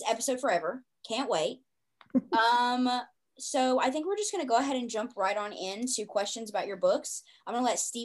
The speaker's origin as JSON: {"language": "English", "area": "Bible Belt", "region": "Southern United States", "country": "United States", "tie": "born or raised there", "said": "I grew up in the Bible Belt"}